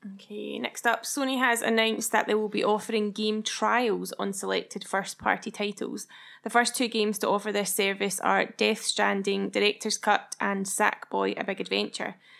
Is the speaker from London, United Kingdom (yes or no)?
no; Scotland, United Kingdom; We're Scottish, so we say Kena